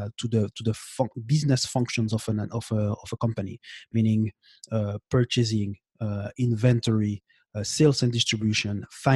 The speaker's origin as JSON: {"language": "English", "country": "Belgium", "tie": "born or raised there", "second_language": "English", "moved": "yes", "lives_now": "Montreal, Canada", "said": "I'm in Canada right now, in Montreal, but I grew up. I'm born and I grew up in Belgium."}